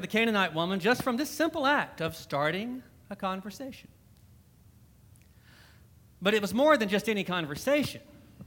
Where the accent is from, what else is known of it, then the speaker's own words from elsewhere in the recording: Alabama, United States; accent: southern; moved away; I am originally from Alabama